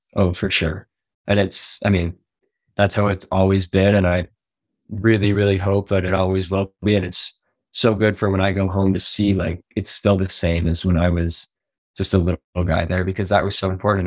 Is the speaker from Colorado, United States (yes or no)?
yes; Steamboat Springs, Colorado, United States; moved away as an adult; also born or lived in Washington State; now in Lillehammer, Norway; I was originally born in Washington State, um, but moved to Steamboat before the, even the age of one